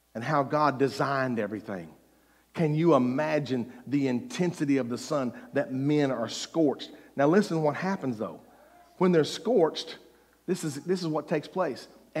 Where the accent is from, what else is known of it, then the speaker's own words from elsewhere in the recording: Mississippi, United States; I was from Mississippi